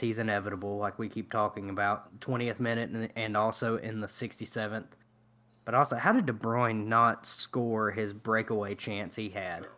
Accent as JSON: {"language": "English", "country": "United States", "said": "as Americans"}